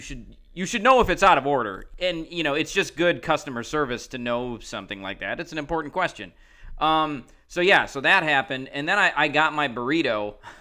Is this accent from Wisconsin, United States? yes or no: yes; Wisconsin, United States; now in Chicago, United States; I grew up in Wisconsin